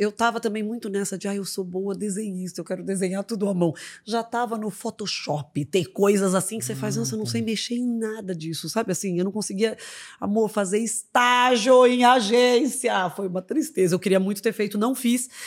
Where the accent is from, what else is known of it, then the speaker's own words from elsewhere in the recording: Brasília, Federal District, Brazil; Eu sou de Brasília.